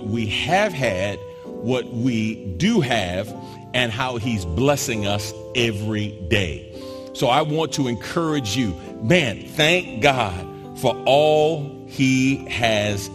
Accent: New York, United States; moved away as an adult; also born or lived in South Jersey / Philadelphia area; now in Houston, United States; I'm from New York originally and grew up between New York and South Jersey

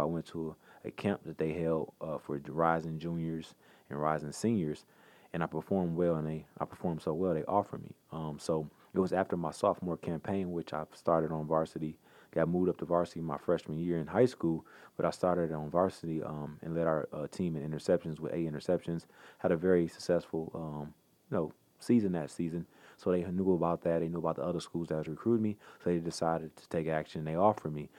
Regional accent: Pontiac, Michigan, United States; I grew up in Pontiac, Michigan, right outside of Detroit

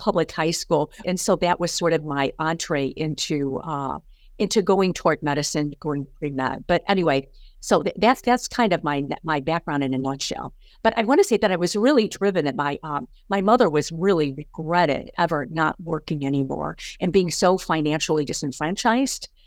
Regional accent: St. Louis, Missouri, United States; I grew up in Saint Louis, Missouri, on the, uh, southwest, west side of the city

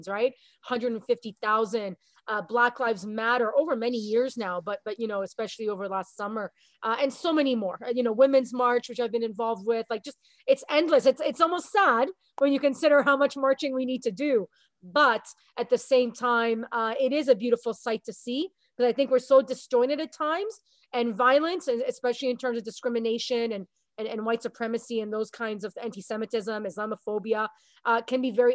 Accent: South Florida, United States; also born or lived in Montreal, Canada; now in Canada; I went to high school in the United States in Southern Florida. I was born in Montreal.

